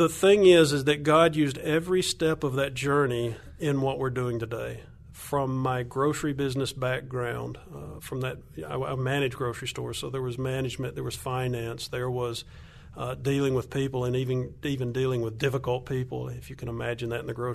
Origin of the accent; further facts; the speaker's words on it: Alabama, United States; accent: Southern; moved away as an adult; now in Colombia; I'm from Alabama, if your listeners can't hear my accent